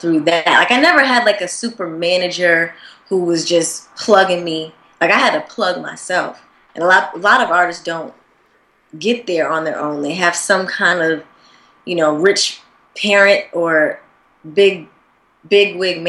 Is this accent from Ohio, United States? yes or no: no; Springfield, Massachusetts, United States; moved away; also born or lived in Atlanta, Georgia; Atlanta, but I'm originally from Springfield, Massachusetts. So I would get yelled at if I didn't claim my original city, Springfield, Mass. But I learned a lot in Atlanta. I kind of did 50-50 with both cities